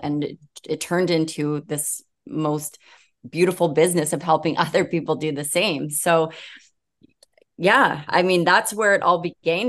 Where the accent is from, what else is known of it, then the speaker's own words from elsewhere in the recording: Vancouver, British Columbia, Canada; I am from Vancouver, British Columbia